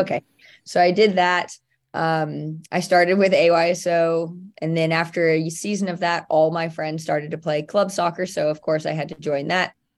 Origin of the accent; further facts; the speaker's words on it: near Santa Clara, California, United States; I played at Santa Clara University, which was very close to my hometown